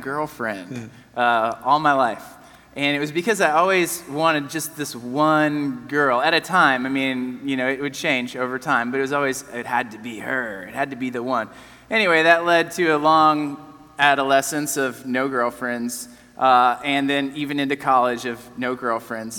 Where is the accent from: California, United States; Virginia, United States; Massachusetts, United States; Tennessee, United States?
Tennessee, United States; Nashville; I was born in Nashville, which seems to be more and more rare these days